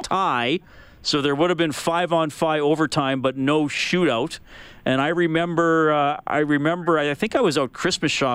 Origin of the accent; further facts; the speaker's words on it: Evansburg, Alberta, Canada; When I was a kid growing up in Evansburg, I was probably 10 or 11